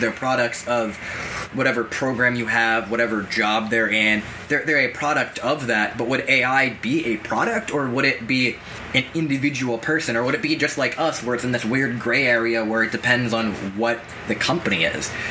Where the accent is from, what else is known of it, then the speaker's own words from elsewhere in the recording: Massachusetts, United States; I grew up in Middle America in Massachusetts.